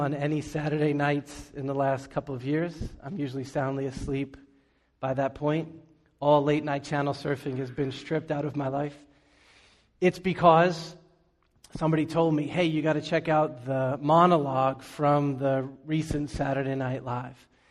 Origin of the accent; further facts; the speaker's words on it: Boston, Massachusetts, United States; also born or lived in New York City; When I was a kid, we moved from New York City to Boston.